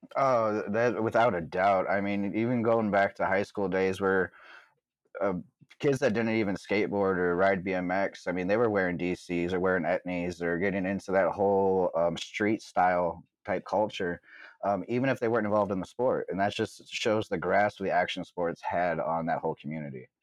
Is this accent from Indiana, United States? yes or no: yes; Mishawaka, Indiana, United States; also born or lived in South Bend, Indiana; I lived right outside of South Bend. I was born in Mishawaka, just a couple minutes outside of South Bend